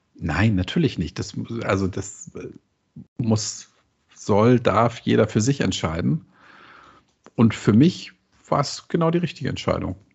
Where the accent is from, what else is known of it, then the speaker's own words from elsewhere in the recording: Hamburg, Germany; accent: leichter Hamburger Einschlag (light Hamburg accent); als Hamburger